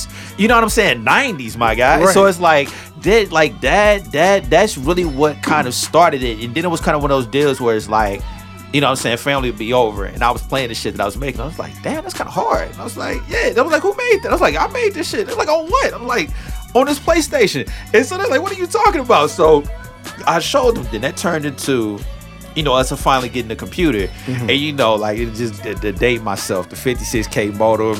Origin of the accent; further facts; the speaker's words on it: University City, Missouri, United States; also born or lived in Seattle; I'm from St. Louis, straight out of U City